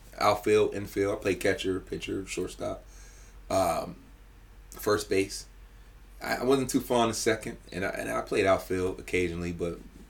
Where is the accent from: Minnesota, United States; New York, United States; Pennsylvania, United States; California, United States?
Pennsylvania, United States; Pittsburgh; born and raised in Pittsburgh. Yeah. Born and raised in Pittsburgh. I grew up in the inner city.